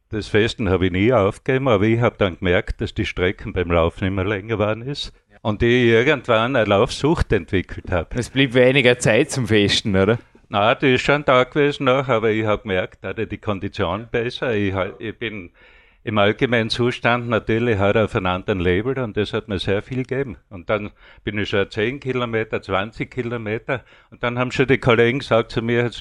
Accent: Styria, Austria; moved away; Ich bin 58, bin ich von Steiermark nach Vorarlberg gekommen und habe da immer Arbeit angenommen

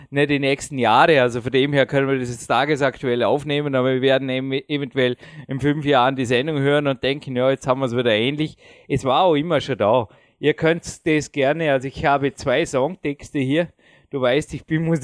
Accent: Austria; wenn ich als Österreicher Nationalstolz hätte und sagte, ja, Alpenrepublik und alles andere interessiert mich nicht

